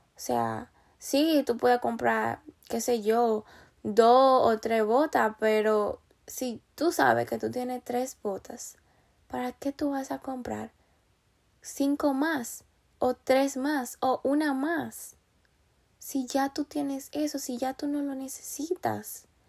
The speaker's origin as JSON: {"language": "Spanish", "country": "Dominican Republic", "also_born_or_lived": "New York, United States", "moved": "yes", "lives_now": "Pennsylvania, United States", "said": "yo soy de República Dominicana"}